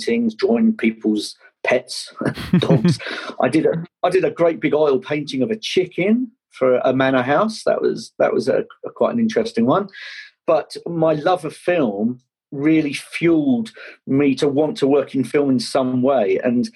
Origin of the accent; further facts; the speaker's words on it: Kent, South East England, United Kingdom; I grew up down in Kent